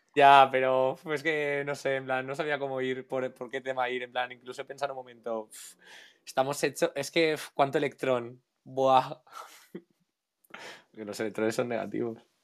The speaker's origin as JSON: {"language": "Spanish", "country": "Spain", "said": "soy español, pero segundo de todo, soy un chico mediterráneo"}